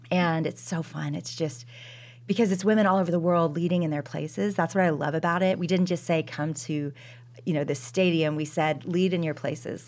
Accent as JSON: {"language": "English", "town": "Dallas", "region": "Texas", "country": "United States", "said": "I am from Dallas, Texas"}